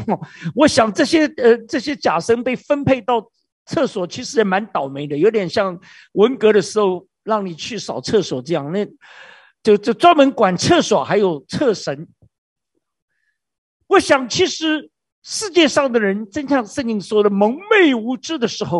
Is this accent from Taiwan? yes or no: no; China; 这个是我们中国人太熟悉。我们中国人呢，你要生小孩去拜观音，你要发财拜关公，你要出海拜为妈祖